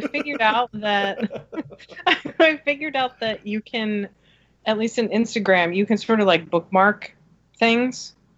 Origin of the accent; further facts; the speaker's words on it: New Jersey, United States; I grew up in New Jersey at a time when there were not a lot of other women going to shows.